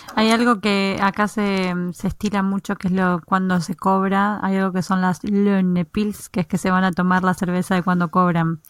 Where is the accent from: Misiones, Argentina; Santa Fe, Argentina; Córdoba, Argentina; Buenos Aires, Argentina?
Buenos Aires, Argentina; moved away as an adult; now in Norway; en Argentina, los que somos de Buenos Aires, cuando muchas, la mayoría cuando se gradúa del secundario, el instituto para ustedes, nos vamos de viaje a Bariloche